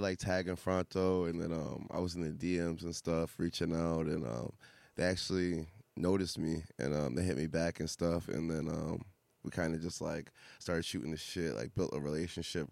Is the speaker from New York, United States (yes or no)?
no; Fitchburg, Massachusetts, United States; also born or lived in Boston; I'm from Fitchburg originally, um, Central Mass